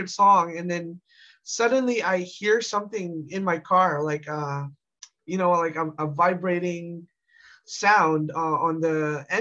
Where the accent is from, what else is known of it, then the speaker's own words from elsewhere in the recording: Canada; I'm from Canada